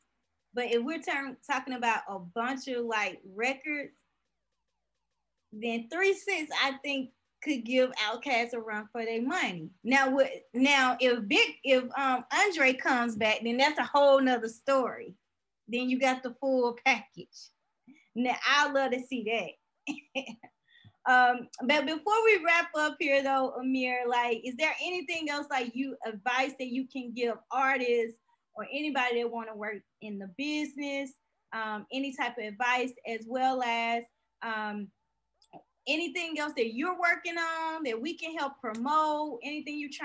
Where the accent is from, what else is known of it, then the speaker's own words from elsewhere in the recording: Mississippi, United States; I'm from Mississippi